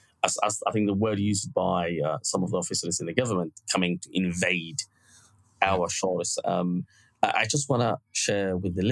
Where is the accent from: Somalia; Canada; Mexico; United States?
Somalia; now in Bristol, United Kingdom; I see myself now as British. I've been here 20 years. To be honest, most of my life I've been in this country rather than Somalia.